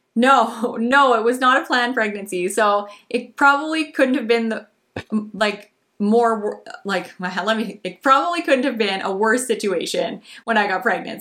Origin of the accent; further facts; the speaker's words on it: Canada; as a Canadian, um, YouTuber